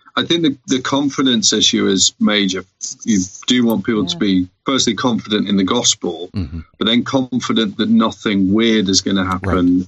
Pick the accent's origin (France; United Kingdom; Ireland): United Kingdom; we're British